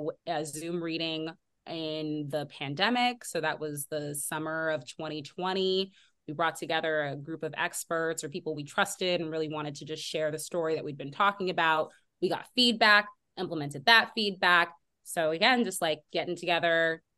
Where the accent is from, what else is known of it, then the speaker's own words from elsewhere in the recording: the Bay Area, California, United States; my home, the Bay Area, and the way that, you know, I've had to navigate it as a Black woman and as that being my hometown